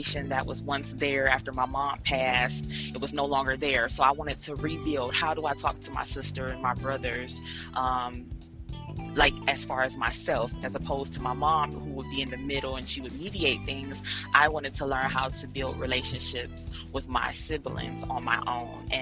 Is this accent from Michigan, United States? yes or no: yes; Detroit, Michigan, United States; moved away; also born or lived in Cleveland, Ohio; I was born in Detroit, Michigan. I moved to Cleveland, Ohio.